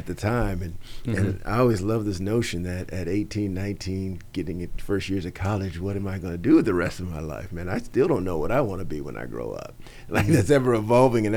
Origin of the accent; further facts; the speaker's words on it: Los Angeles, California, United States; I grew up in San Fernando Valley in the northeast end, a city called Pacoima